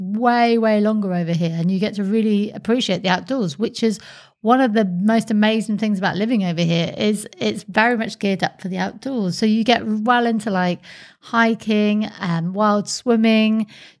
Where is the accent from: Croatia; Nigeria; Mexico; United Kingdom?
United Kingdom; England; moved away as an adult; now in Sunshine Coast, Australia; when I was growing up in England, you'd have like your 1 week holiday in the Med and that's what would be pretty much the summer. Whereas now in Australia